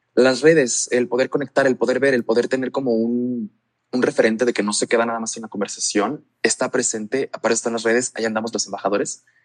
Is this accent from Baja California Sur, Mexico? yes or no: yes; La Paz, Baja California Sur, Mexico; now in León, Mexico; yo crecí en La Paz, en la Baja